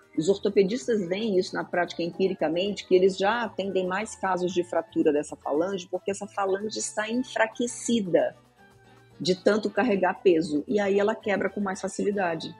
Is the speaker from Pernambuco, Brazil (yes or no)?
no; Rio de Janeiro, Brazil; moved away; Eu era do Rio de Janeiro, tá? Eu sou carioca e morava lá nessa época